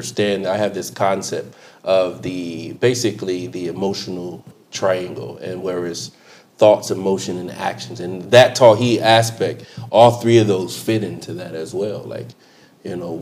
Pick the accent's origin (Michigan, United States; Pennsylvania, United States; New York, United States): Pennsylvania, United States; Chester; I grew up in Philadelphia, Chester, PA to be exact